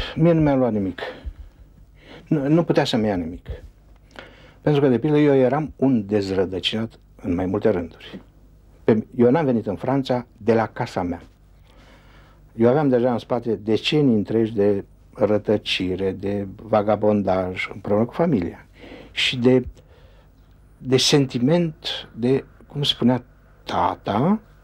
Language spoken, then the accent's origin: Romanian; Romania; moved away; Ca român